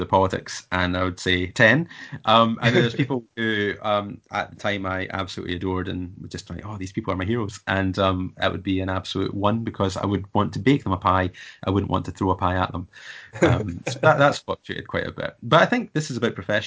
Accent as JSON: {"language": "English", "region": "Scotland", "country": "United Kingdom", "tie": "born or raised there", "also_born_or_lived": "Japan", "said": "as a Scot, I was not considered to be a normal Brit. I had most of my life, I've always lived in Scotland"}